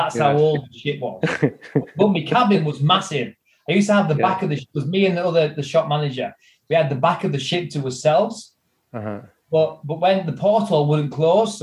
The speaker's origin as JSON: {"language": "English", "region": "North East England", "country": "United Kingdom", "accent": "Geordie", "said": "As we say in the northeast of England"}